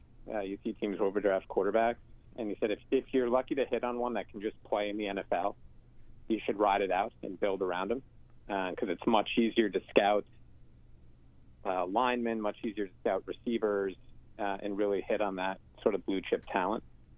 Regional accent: Massachusetts, United States; I'm from Massachusetts. I'm a big Patriots fan.

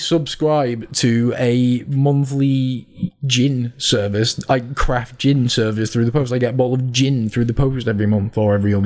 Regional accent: Lancashire, North West England, United Kingdom; now in South of England, United Kingdom; how long it's been since I lived in the north, when I first moved down south

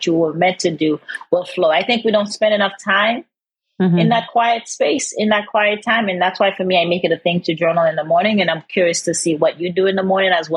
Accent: Haiti; I'm from Haiti

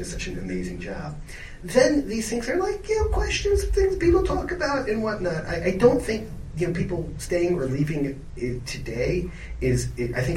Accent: Atlanta, Georgia, United States; I grew up in Atlanta

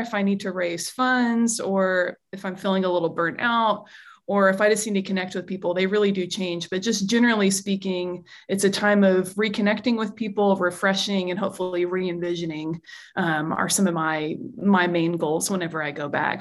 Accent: United States; as an American

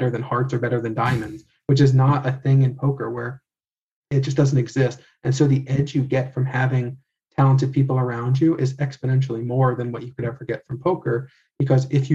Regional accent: United States; I grew up white in America

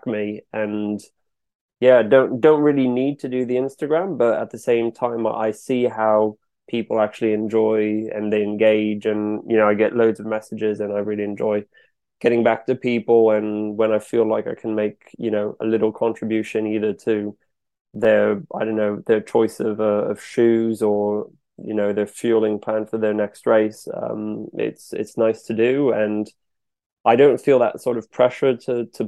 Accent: France; accent: French; moved away as an adult; also born or lived in New York, United States; now in Bath, United Kingdom; I was born in France. France is the only passport I've got. It's 100% French. And at the age of two, we moved to the US near New York, and basically grew up on the beach, running around in the sea all the time from age 2 to 7. Then we moved back to France, and I spent the next 15 years there.

